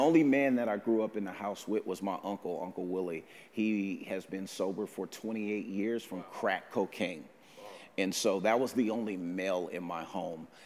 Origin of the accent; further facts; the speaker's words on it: Oakland, California, United States; moved away as an adult; now in Vancouver; I'm from Oakland, California